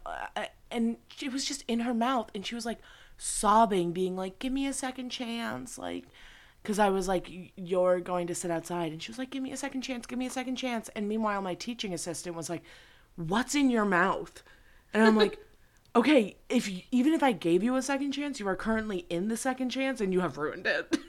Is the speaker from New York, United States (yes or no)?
yes; New York, United States; I really missed out growing up in New York.